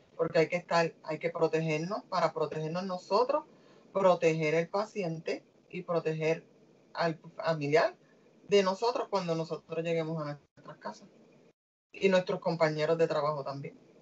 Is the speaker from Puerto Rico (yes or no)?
yes; Puerto Rico; como boricua que soy